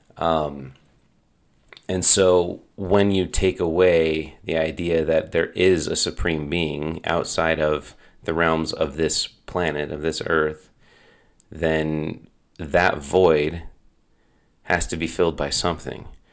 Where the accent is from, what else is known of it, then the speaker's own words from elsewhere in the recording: Draper, Utah, United States; we grew up in Draper. Our most formidable years took place in Draper.